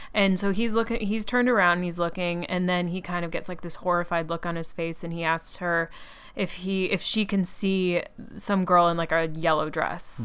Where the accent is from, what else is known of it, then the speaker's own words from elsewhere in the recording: Atlanta, Georgia, United States; now in New York City, United States; I grew up in Atlanta